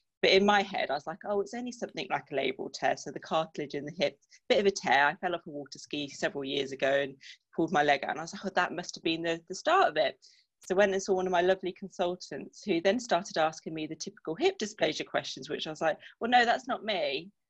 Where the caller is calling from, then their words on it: Salisbury, South West England, United Kingdom; Salisbury, down in Wiltshire.